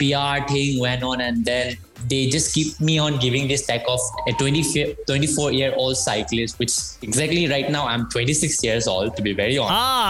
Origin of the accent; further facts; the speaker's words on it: Manipur, India; yeah, we lie with the border of Myanmar. So it's like comparatively like called Northeast of India. So I'm from Manipur.